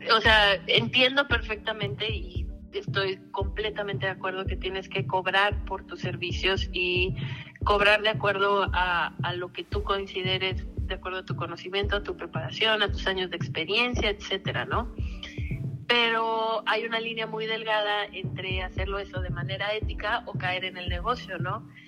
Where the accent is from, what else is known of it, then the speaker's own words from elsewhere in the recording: Mexico; moved away; de México